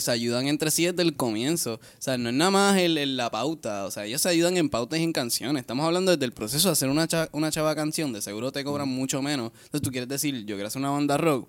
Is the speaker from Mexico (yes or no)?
no; Puerto Rico; nuestra cultura genéticamente no está tan predispuesta como los mexicanos a sentir el rock